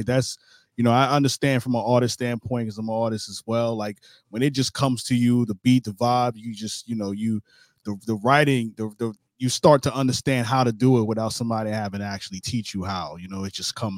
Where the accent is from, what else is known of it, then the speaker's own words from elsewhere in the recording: New York City, New York, United States; I'm from Brooklyn, New York.